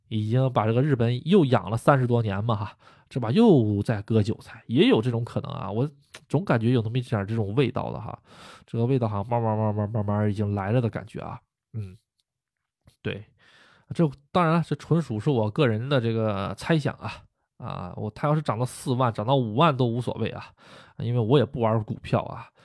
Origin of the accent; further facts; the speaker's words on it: China; now in Japan; 我也是中国人